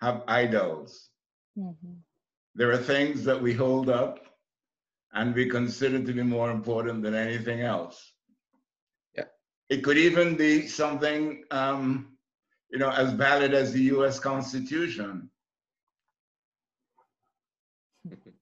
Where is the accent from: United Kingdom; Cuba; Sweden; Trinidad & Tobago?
Trinidad & Tobago; moved away as an adult; also born or lived in New York; I came from the West Indies, and in 1961 I was completing a college course in accounting in Trinidad